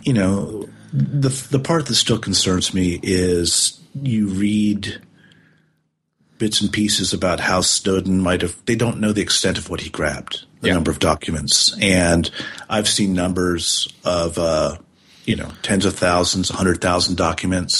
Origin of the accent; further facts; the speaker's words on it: United States; as an American